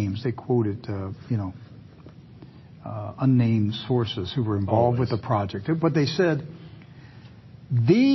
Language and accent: English; Western Maryland, United States; I grew up in Western Maryland.